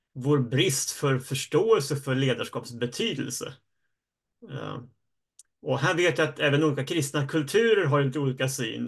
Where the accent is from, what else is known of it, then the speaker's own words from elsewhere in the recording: Uppsala, Uppsala County, Sweden; jag är uppvuxen i Uppsala och jag sitter hemma